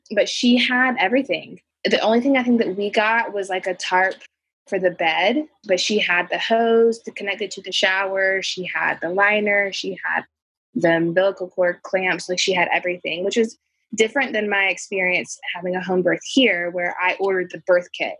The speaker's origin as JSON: {"language": "English", "town": "Charlotte", "region": "North Carolina", "country": "United States", "tie": "born or raised there", "also_born_or_lived": "Colombia", "said": "I grew up here in the Charlotte area"}